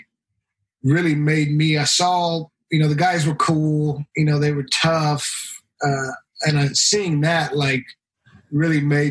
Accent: Stockton, California, United States; growing up in Stockton, California

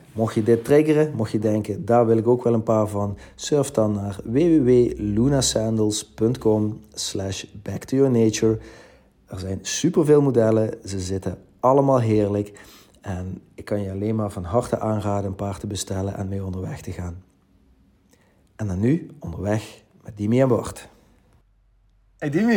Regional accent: Netherlands; zijn we Nederlanders of West-Europeanen

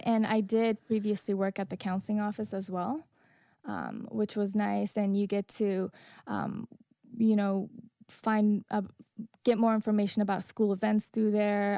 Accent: Afghanistan; now in Northern Virginia, United States

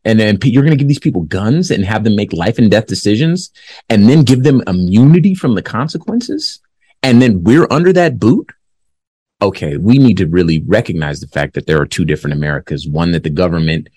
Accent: Compton, California, United States; I'm from Compton, California.

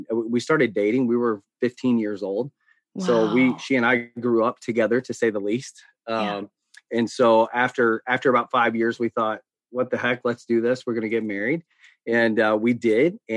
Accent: the South, United States; accent: Southern drawl; I grew up in, I'm as Southern as they get. Um, I grew up in the South. And so, and, and probably some of your listeners will hear the Southern draw.

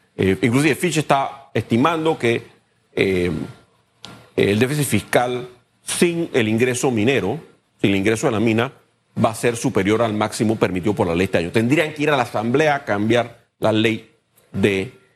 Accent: Panama; como panameños

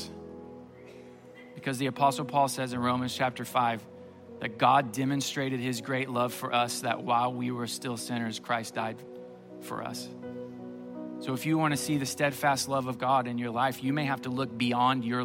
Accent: Springfield, Missouri, United States; I grew up in Springfield, Missouri

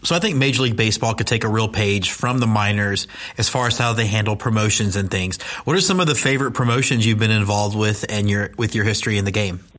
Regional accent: Houston, Texas, United States; I grew up in Houston

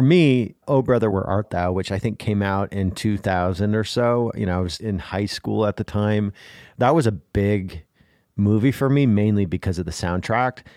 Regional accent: Midwest, United States; I grew up in the Midwest

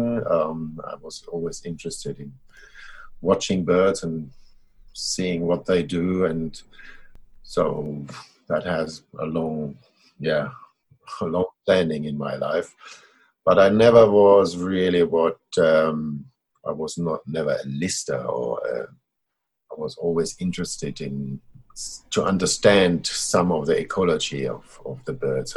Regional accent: Germany; moved away as an adult; now in Australia; I'm born and bred in Germany. I lived there till I was 42.

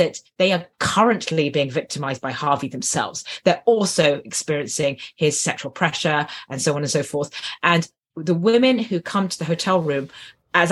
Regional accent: United Kingdom; I'm British

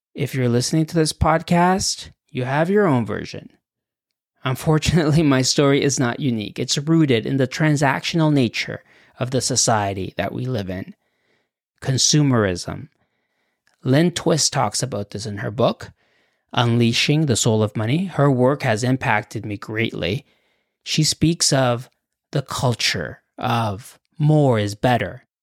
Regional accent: Acapulco, Guerrero, Mexico; English is a second language; now in Canada; I was born in Acapulco, a resort town on Mexico's Pacific coast

